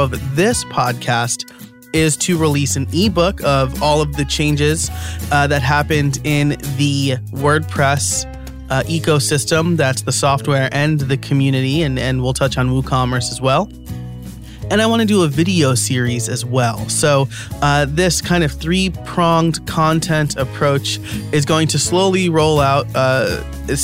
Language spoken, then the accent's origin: English; New York, United States; As a New Yorker, I dropped the H sound